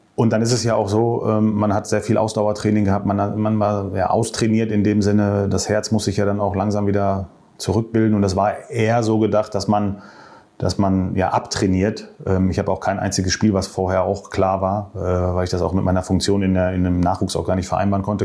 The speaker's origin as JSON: {"language": "German", "area": "Marl", "region": "North Rhine-Westphalia", "country": "Germany", "said": "Ich komme ja aus Mal"}